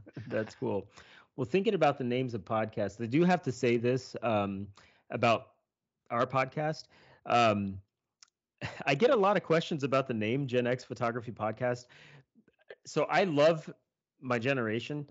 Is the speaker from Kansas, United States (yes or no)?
yes; Kansas, United States; I'm from Kansas. That's where I was born and raised.